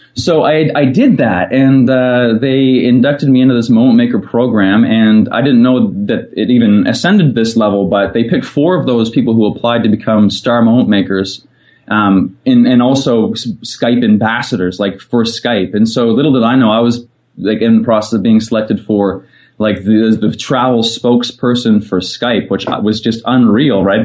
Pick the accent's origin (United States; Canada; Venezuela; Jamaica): Canada; Fredericton, New Brunswick; moved away as an adult; I am back in the beautiful city of Fredericton, which is actually where I grew up